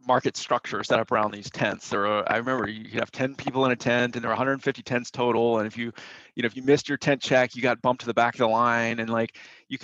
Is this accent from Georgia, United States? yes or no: yes; Atlanta, Georgia, United States; I grew up in Atlanta, Georgia